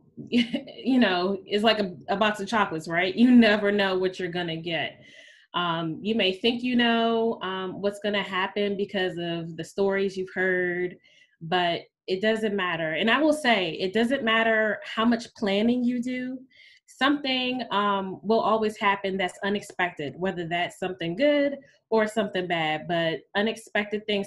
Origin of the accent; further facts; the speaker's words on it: Washington, District of Columbia, United States; also born or lived in New York City / Trinidad and Tobago; I was born and raised in the Washington, D.C. area. I have basically been here